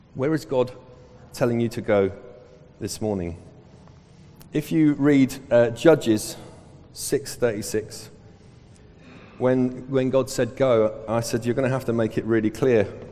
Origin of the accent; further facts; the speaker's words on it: Southall, London, United Kingdom; I'm from Southall